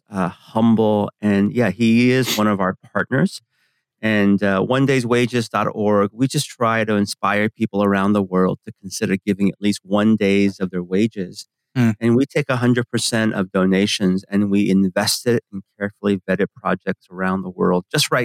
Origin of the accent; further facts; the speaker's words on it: San Francisco, California, United States; English is a second language; I grew up in San Francisco, in the Bay Area